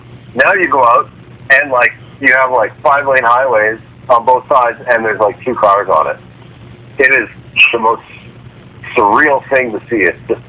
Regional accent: Canada; now in Washington, D.C., United States; Me being a Canadian living in D.C.

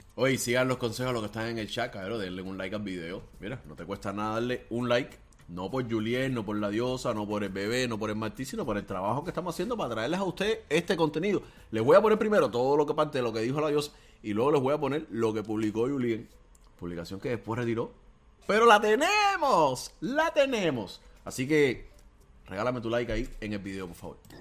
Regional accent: Cuba; moved away; todos somos cubanos

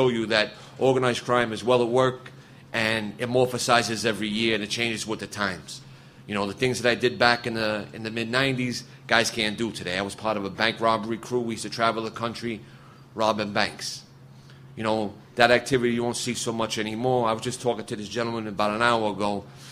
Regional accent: New York City, New York, United States; I'm from Brooklyn, New York.

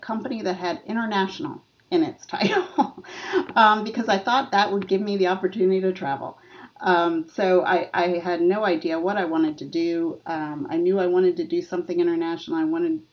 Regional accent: Bucks County, outside Philadelphia, Pennsylvania, United States; moved away as an adult; also born or lived in Texas; I grew up in Pennsylvania, right outside of Philadelphia, in Bucks County

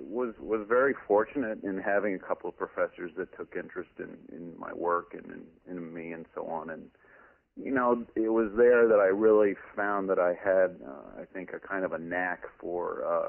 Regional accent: New Hampshire, United States; my dad was in the military, and so we moved around a fair amount. But for the most part, I was born and raised and received my education in New Hampshire.

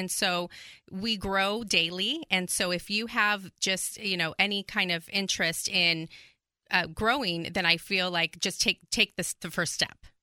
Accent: California, United States; moved away as an adult; now in Texas, United States; I was born and raised in California, and I moved out here about nine years ago

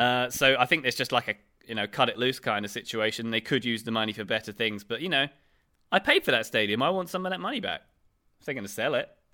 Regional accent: England, United Kingdom; as an English, so as a British taxpayer

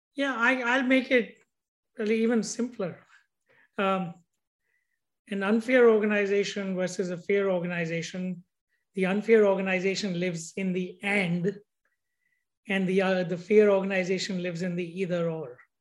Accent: India; moved away; how I grew up in India

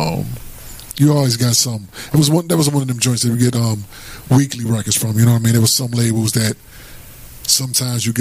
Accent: Atlantic City, New Jersey, United States; I'm originally from AC, you know what I mean? South Jersey.

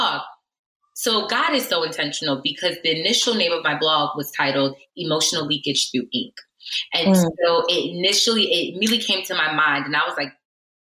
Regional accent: Connecticut, United States; moved away as an adult; also born or lived in Nigeria / Newark, New Jersey; I grew up in Connecticut

